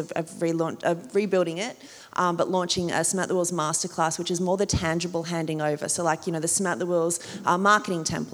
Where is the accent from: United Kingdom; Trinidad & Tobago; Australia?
Australia; Port Macquarie, New South Wales; accent: small town accent; moved away as an adult; also born or lived in New York / Sydney; growing up in Port Macquarie, we would go to Newcastle